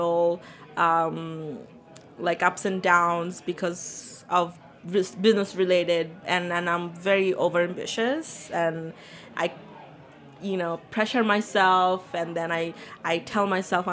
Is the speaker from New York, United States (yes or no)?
yes; New York City, New York, United States; also born or lived in Bangladesh; I was born in Bangladesh, and I grew up in Queens